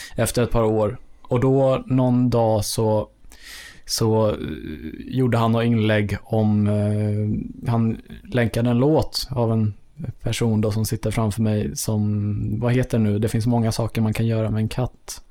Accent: Enhörna, Stockholm County, Sweden; ute på Enhörna där jag kommer från

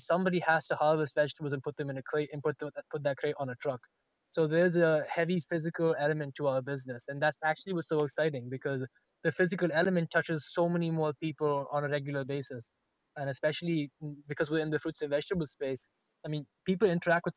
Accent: India; first language Telugu; English is a second language; moved away; I come from India

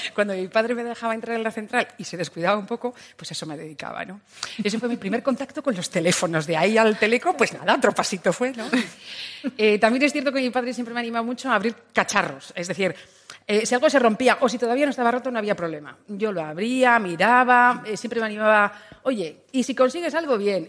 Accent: Burgos, Castile and León, Spain; moved away as an adult; also born or lived in Valladolid; la intención era salir de Burgos, que, que adoro mi tierra, pero bueno, eh, tenía 18

